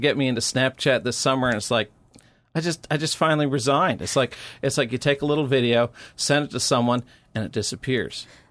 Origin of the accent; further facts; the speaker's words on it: Missouri, United States; my home state of Missouri